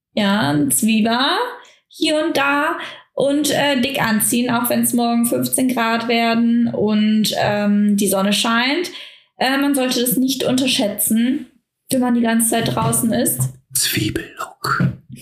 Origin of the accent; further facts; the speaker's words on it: Germany; bei uns in Deutschland